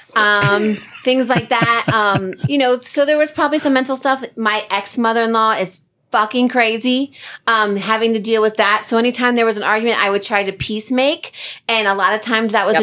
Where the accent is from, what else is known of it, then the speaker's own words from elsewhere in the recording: New Jersey, United States; I'm from Jersey